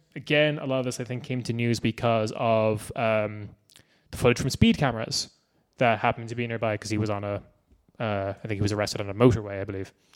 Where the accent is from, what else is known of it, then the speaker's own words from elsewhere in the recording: Ireland; we're Irish